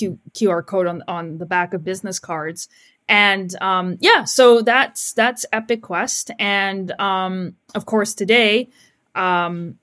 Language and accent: English; Vancouver, British Columbia, Canada; I'm from Vancouver, British Columbia, Canada, and I am a filmmaker and graphic designer